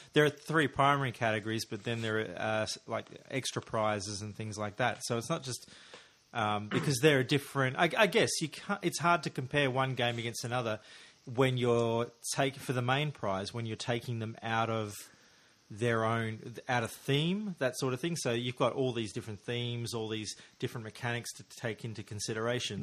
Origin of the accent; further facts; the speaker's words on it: Australia; as an Australian listener